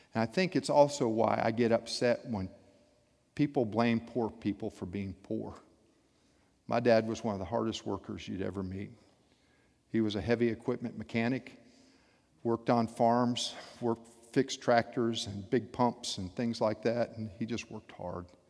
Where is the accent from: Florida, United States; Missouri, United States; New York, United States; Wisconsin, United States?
Florida, United States; South; I grew up in South Florida